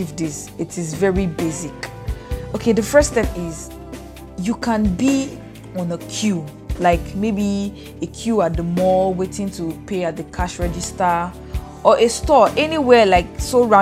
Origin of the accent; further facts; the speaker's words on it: Boki, Cross River, Nigeria; I am from Boki in Cross River State.